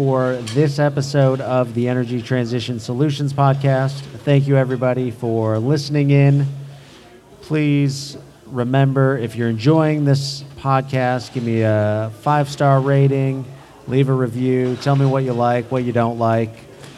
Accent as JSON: {"language": "English", "town": "Chicago", "region": "Illinois", "country": "United States", "said": "I am from the Chicagoland area"}